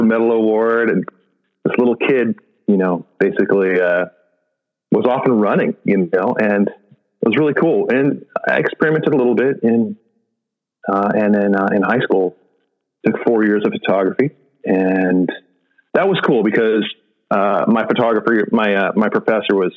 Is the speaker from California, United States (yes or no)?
yes; San Diego, California, United States; I grew up in San Diego